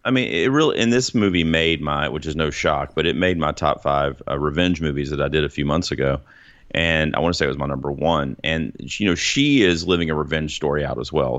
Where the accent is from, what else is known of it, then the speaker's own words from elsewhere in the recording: United States; us as Americans